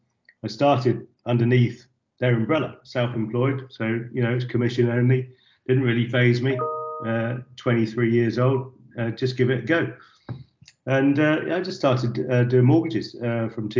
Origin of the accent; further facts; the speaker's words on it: Warwickshire, West Midlands, United Kingdom; moved away as an adult; I come from Warwickshire in the countryside